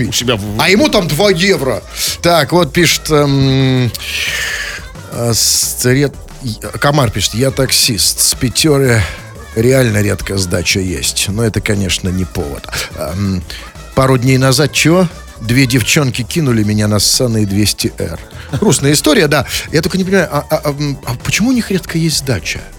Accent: Saint Petersburg, Russia; Мы петербуржцы без ножа.

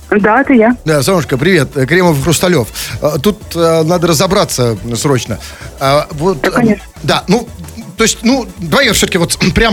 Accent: Tomsk, Tomsk Oblast, Russia; Я из Томска.

